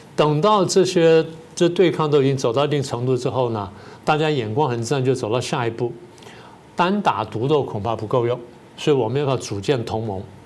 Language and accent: Chinese; Taiwan; 我们台湾人